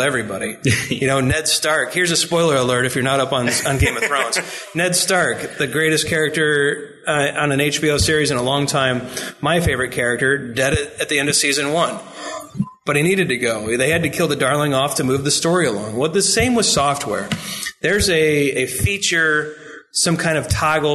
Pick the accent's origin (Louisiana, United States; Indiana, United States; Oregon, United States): Indiana, United States; I'm Indiana